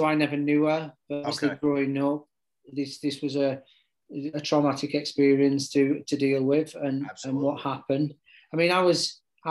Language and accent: English; Yorkshire and the Humber, United Kingdom; I'm very Yorkshire lad.